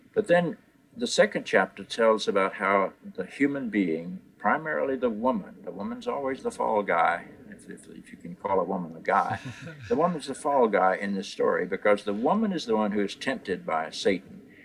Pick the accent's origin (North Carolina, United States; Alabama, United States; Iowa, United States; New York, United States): North Carolina, United States; I was raised in North Carolina in what we call the Bible Belt of, of this country.